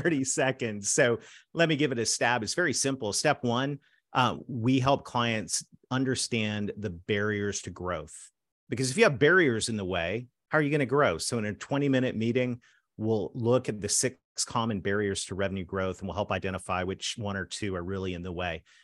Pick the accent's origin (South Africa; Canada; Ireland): Canada; I'm a Canadian that married a Southern girl